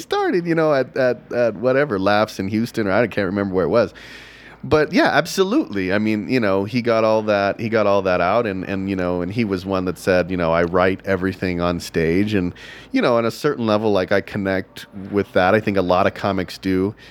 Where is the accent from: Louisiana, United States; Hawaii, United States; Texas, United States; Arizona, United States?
Texas, United States; I grew up in Texas